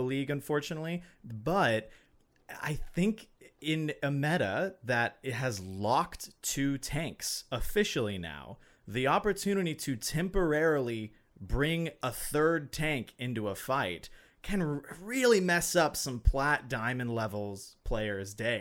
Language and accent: English; Alabama, United States; now in Minnesota, United States; I'm from Alabama